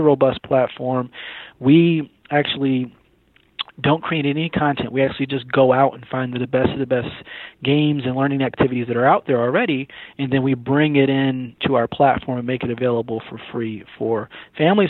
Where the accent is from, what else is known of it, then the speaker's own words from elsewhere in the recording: Syracuse, New York, United States; moved away as an adult; now in Atlanta, United States; I'm actually from Syracuse, New York.